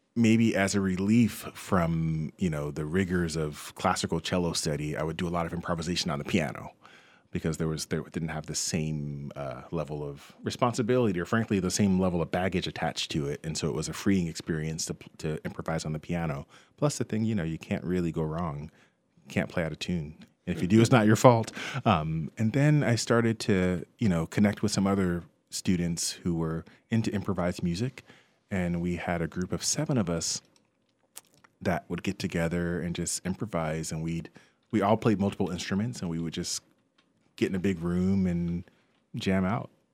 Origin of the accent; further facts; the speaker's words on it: Westfield, New Jersey, United States; I grew up in Westfield, New Jersey